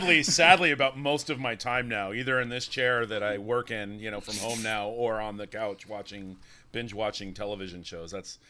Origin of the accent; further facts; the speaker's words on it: Sacramento, California, United States; Sacramento? That's my hometown.